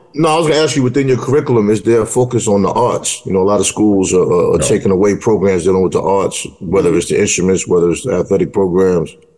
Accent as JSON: {"language": "English", "town": "New York City", "region": "New York", "country": "United States", "tie": "born or raised there", "said": "I grew up in New York City where every household knew who had whose child"}